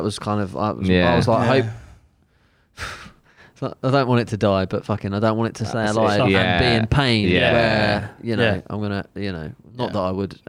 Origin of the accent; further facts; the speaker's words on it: Isle of Wight, South East England, United Kingdom; I grew up on the Isle of Wight